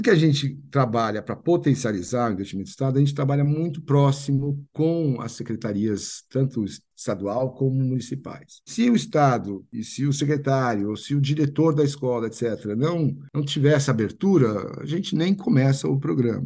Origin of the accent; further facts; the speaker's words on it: São Paulo, Brazil; Fiz escola americana aqui, depois fiz Universidade de São Paulo